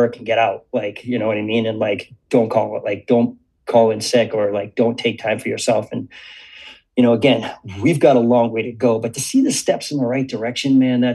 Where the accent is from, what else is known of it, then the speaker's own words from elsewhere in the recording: Cambridge, Massachusetts, United States; growing up in Cambridge, Boston area